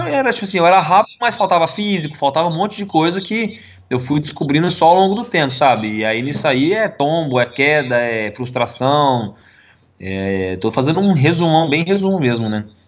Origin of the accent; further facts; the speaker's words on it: Londrina, Paraná, Brazil; a gente mudou da onde eu nasci, né, na casa que eu nasci, para uma uhum. casa que era duas ruas para baixo do autódromo de, daqui de Londrina